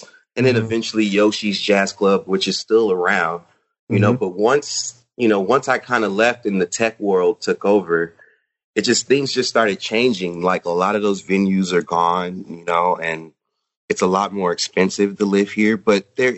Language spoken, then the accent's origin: English; Richmond, California, United States; also born or lived in Concord, California; I grew up in Richmond, California, which okay. is kind of East Bay